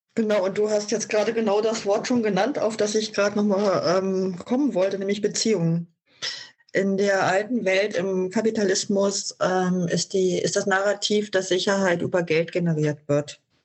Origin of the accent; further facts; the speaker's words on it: Germany; bei uns in Deutschland